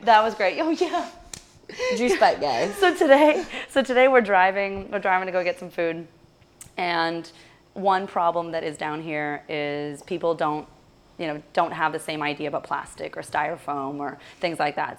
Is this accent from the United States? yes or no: no; Russia; moved away; I'm originally from Russia